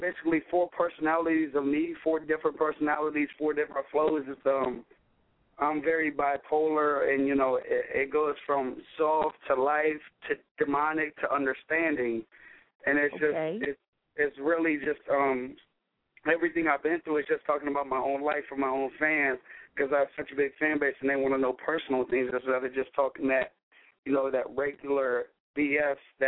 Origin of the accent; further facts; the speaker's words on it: Sidney, Ohio, United States; moved away as an adult; now in Chicago, United States; I'm from Sydney, Ohio. You know, I moved to Chicago